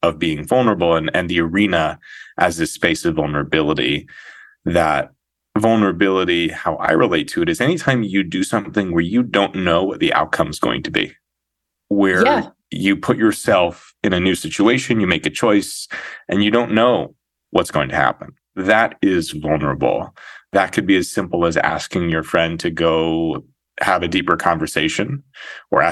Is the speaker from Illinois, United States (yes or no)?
no; Santa Fe, New Mexico, United States; moved away as an adult; also born or lived in Ohio; now in New York City, United States; I grew up in Santa Fe, New Mexico